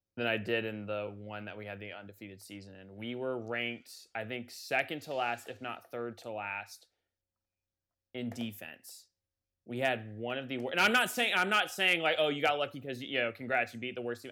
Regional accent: Atlanta, Georgia, United States; I'm from Atlanta

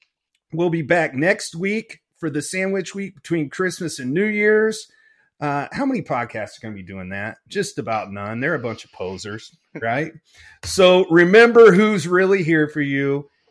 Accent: Lafayette, Indiana, United States; now in Detroit, United States; I grew up in Indiana

